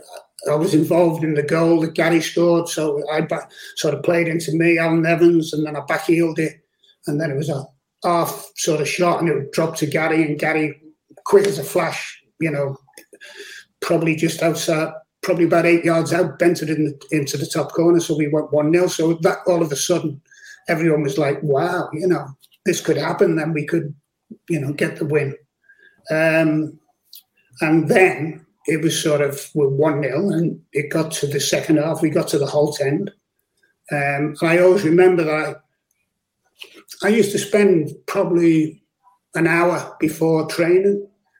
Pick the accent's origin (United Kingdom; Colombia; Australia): United Kingdom; Liverpool, North West England; also born or lived in Speke; one of my mates who lived in the next village to where I lived in Liverpool, of course, I was from Speak and he was from Garston